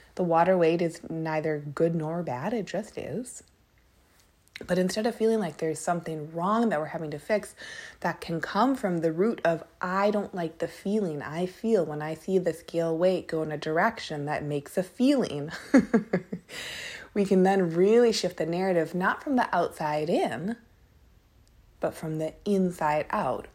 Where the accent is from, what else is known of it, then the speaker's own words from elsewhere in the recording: Minneapolis, Minnesota, United States; now in Portland, United States; I'm from Minneapolis, a lot of us who live in or grew up around Minneapolis